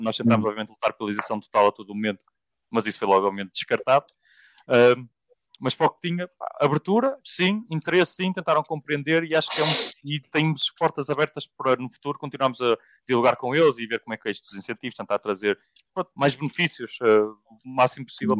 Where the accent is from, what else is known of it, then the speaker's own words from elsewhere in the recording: Portugal; sendo eu português com uma empresa portuguesa